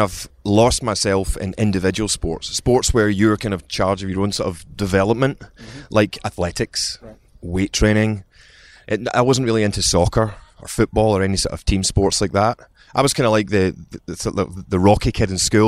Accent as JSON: {"language": "English", "town": "Glasgow", "region": "Scotland", "country": "United Kingdom", "tie": "born or raised there", "accent": "Scottish", "moved": "as an adult", "lives_now": "London, United Kingdom", "said": "I was born in Scotland. I grew up in Scotland"}